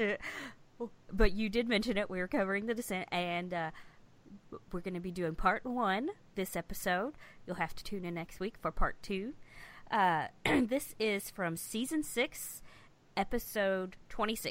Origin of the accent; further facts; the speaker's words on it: Kentucky, United States; where I grew up in Kentucky